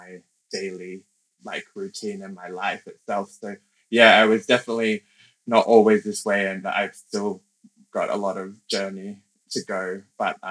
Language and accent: English; Canberra, Australian Capital Territory, Australia; first language English; now in London, United Kingdom; I grew up in Canberra in Australia